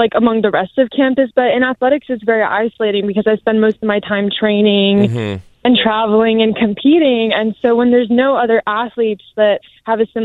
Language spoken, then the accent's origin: English; Colorado, United States; moved away as an adult; now in Utah, United States; I was born and raised in Colorado